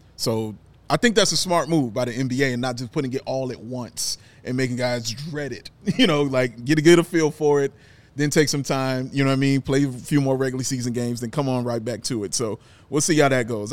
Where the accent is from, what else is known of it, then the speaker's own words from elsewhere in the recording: United States; we're American